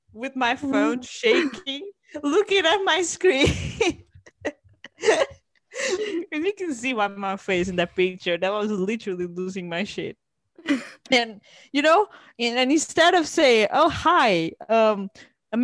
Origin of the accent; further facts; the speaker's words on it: Portugal; moved away; also born or lived in Cambridge; yeah, I'm from Portugal